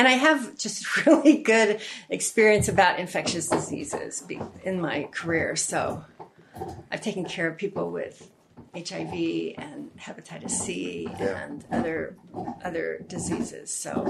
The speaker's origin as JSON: {"language": "English", "region": "West Virginia", "country": "United States", "tie": "born there", "also_born_or_lived": "North Carolina", "said": "And I was born in West Virginia, too."}